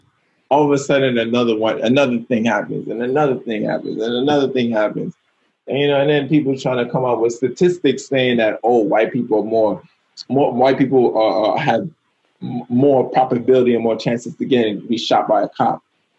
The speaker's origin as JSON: {"language": "English", "town": "Bronx", "region": "New York", "country": "United States", "said": "I mean, I came from the Bronx, man. You know, I came from High Bridge."}